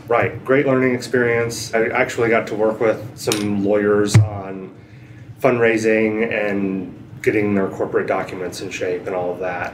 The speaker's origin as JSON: {"language": "English", "town": "Asheville", "region": "North Carolina", "country": "United States", "tie": "born or raised there", "moved": "as an adult", "said": "I grew up in Asheville, North Carolina, in the mountains"}